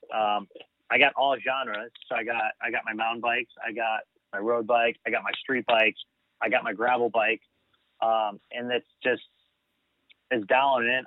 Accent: United States; being American

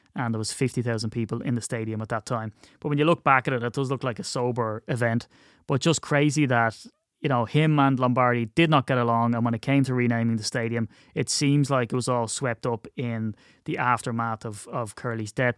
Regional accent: Ireland; it's difficult being Irish

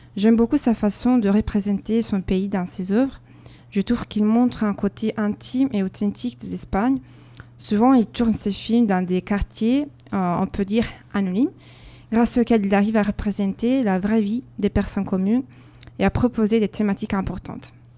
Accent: Verona, Veneto, Italy; French is a second language; moved away as an adult; now in Bordeaux, France; ma ville natale, Vérone

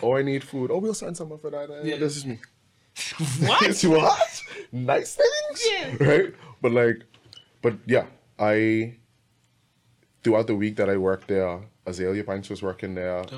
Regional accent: Bahamas; I'm from the Bahamas

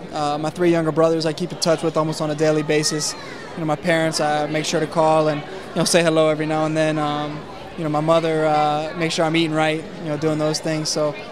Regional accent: Norfolk, Virginia, United States; growing up in Virginia

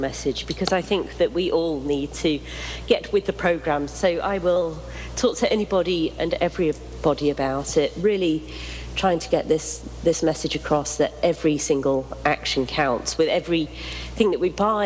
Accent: United Kingdom; I'm very British

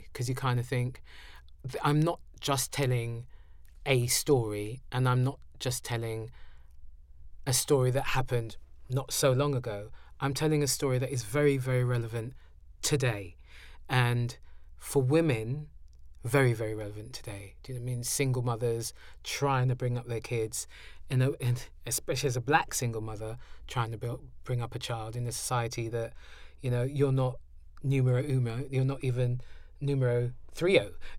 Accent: London, United Kingdom; it's one of the things of being a Londoner

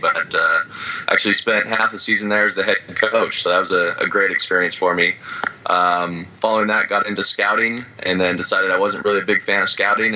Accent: Southern California, United States; also born or lived in Utah; I grew up playing baseball in Southern California

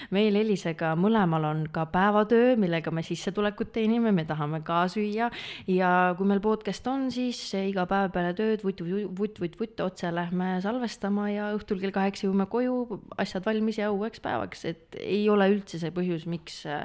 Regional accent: Pärnu, Pärnu County, Estonia; olen pärit Pärnust

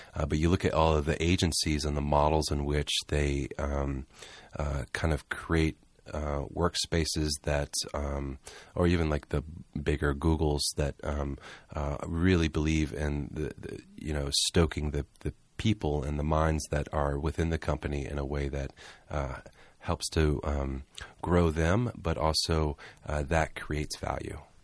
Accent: Charleston, South Carolina, United States; moved away; also born or lived in Southeast Georgia / Atlanta; I'm originally from Charleston, South Carolina

